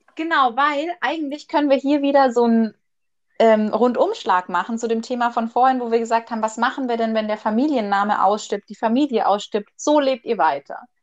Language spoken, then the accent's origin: German; Germany; Bei uns in Deutschland